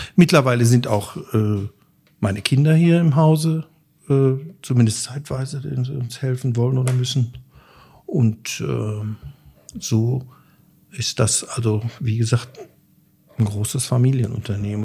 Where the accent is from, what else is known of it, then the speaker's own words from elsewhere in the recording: Schmallenberg, North Rhine-Westphalia, Germany; moved away as an adult; now in Dortmund, Germany; Ich komme aus dem Sauerland, äh, bin dort im Wald groß geworden